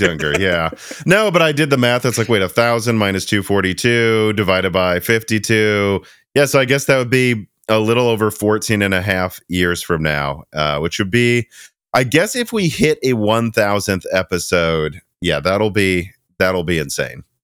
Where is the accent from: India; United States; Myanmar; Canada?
United States; Midwest; now in Tennessee, United States; we're from the Midwest